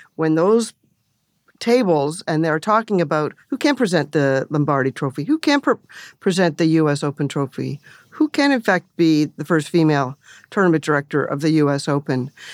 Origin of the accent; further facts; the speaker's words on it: Canada; moved away; growing up in Canada, you know, bilingual country and working in Toronto and Montreal